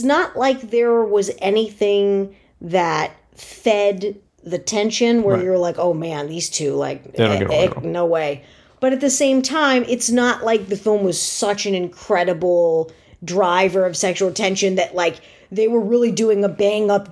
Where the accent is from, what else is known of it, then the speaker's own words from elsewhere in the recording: Connecticut suburbs of New York City, United States; I grew up in the Connecticut suburbs of New York City